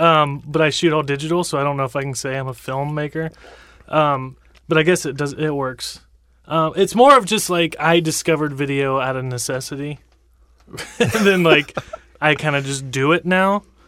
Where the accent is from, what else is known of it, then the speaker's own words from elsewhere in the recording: Franklin, Ohio, United States; now in Columbus, United States; Well then I'm a filmmaker from Columbus, Ohio. Originally from just north of Cincinnati, actually in Franklin, Ohio.